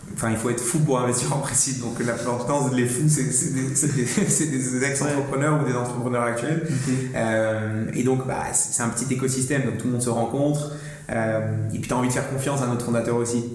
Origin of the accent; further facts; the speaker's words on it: Marrakech, Marrakesh-Safi, Morocco; moved away as an adult; now in France; je suis né, j'ai grandi à Marrakech jusqu'à mes 18 ans.